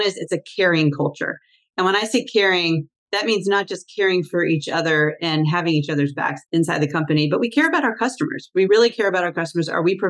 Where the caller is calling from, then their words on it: Washington, District of Columbia, United States; I'm in Washington, D.C.